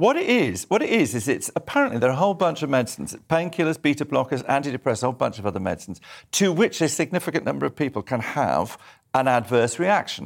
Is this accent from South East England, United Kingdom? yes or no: no; Edinburgh, Scotland, United Kingdom; moved away; I was brought up in Scotland, so in, on the other side of Scotland, on the east coast in Edinburgh.